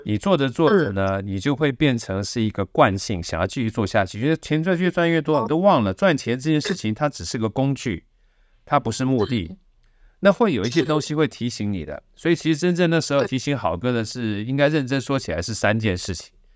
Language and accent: Chinese; Taiwan; 从小都是眷村长大的